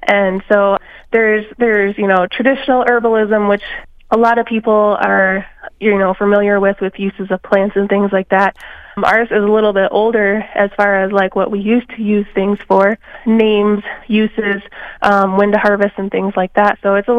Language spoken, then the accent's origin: English; Milks Camp, South Dakota, United States; now in Mankato, United States; I'm originally from Rosebud Reservation in South Dakota. My community is called Milks Camp, and that's where I grew up and was born and raised, and then I moved to Mankato about 6 years ago.